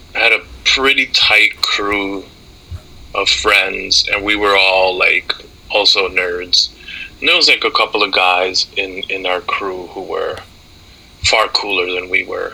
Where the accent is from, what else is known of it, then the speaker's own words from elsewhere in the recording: Amherst, Massachusetts, United States; moved away as an adult; also born or lived in New York City / Dominican Republic; now in Maine, United States; I didn't feel like I was going to college in my hometown. I didn't feel like I was going to college down the street from my high school